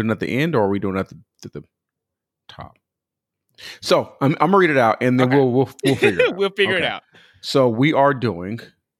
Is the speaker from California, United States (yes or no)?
yes; California, United States; and I'm from California